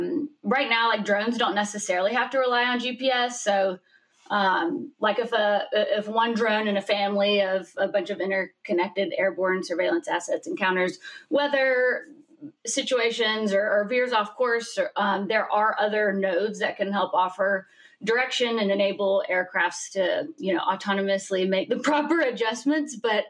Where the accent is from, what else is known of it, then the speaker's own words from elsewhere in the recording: Birmingham, Alabama, United States; now in Calabasas, United States; Well, I'm in Calabasas, but I call it Calabama because y'all know I'm from Birmingham.